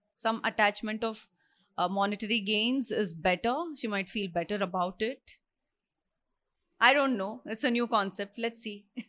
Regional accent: India; I'm an Indian, I stay here

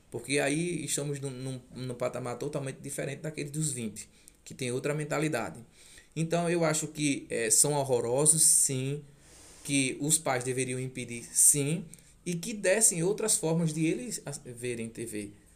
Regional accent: Jacuípe, Alagoas, Brazil; moved away as an adult; now in Toritama, Brazil; Eu sou alagoano, sou da cidade de Jacuípe, Alagoas, a qual tenho um orgulho imenso de ser de lá.

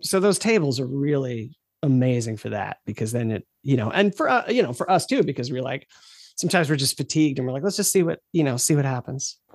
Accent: United States; being an American

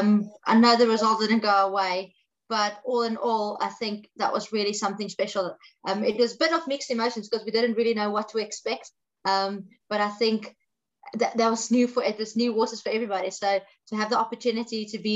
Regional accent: South Africa; born or raised there

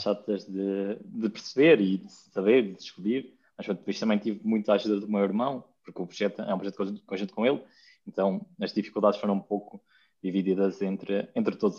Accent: Lapa dos Dinheiros, Guarda, Portugal; now in Lisbon, Portugal; eu não sou de, de Lisboa, sou de uma aldeia que se chama Lapa dos Dinheiros, que é no Conselho de Ceia, na, em Serra da Estrela

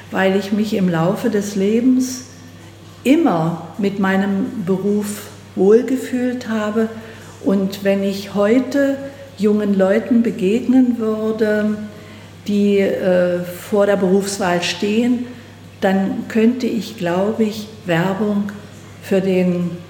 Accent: Wettin, Saxony-Anhalt, Germany; Ich stamme oder komme ja aus Wettin und da konnte zum Beispiel äh, die ähm, ähm Hausärztin beim Fleischer vorne angehen

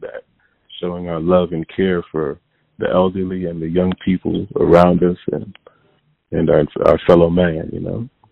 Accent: Hartford, Connecticut, United States; also born or lived in Windsor, Connecticut; I was born in Hartford, uh, Connecticut and then um early on I moved to a suburb outside of Hartford called Windsor, Connecticut

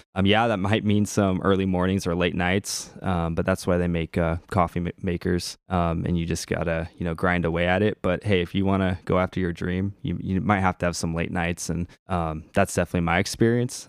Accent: Portland, United States; I'm from the Portland area

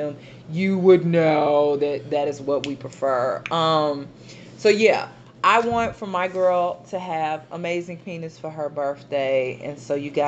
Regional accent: Chicago, Illinois, United States; I'm from Chicago

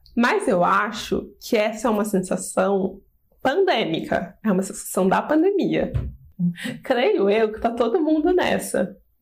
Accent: Poços de Caldas, Minas Gerais, Brazil; moved away as an adult; now in São Paulo, Brazil; sou de Poços de Caldas, Minas Gerais, mas moro aqui em São Paulo há 7 anos já

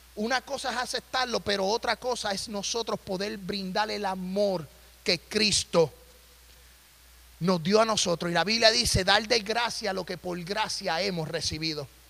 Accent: Puerto Rico; moved away as an adult; also born or lived in Nashville, Tennessee; now in Tennessee, United States; yo me crié en la isla del encanto

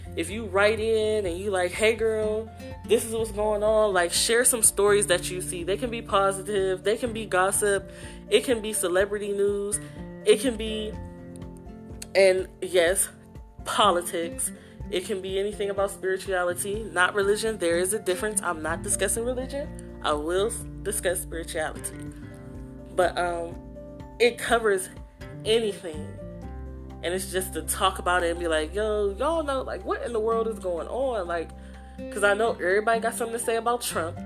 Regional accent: Youngstown, Ohio, United States; moved away as an adult; also born or lived in Baltimore, Maryland; now in Columbus, United States; I'm originally from Youngstown, Ohio. I've lived there basically my whole life

